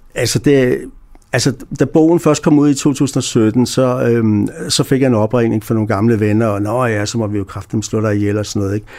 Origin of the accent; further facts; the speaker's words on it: Denmark; moved away; jeg kommer fra Danmark